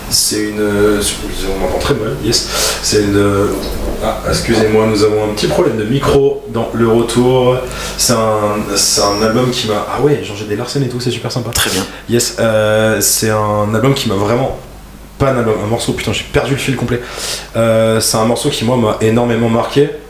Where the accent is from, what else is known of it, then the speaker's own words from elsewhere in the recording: Belgium; born there; Je suis né en Belgique.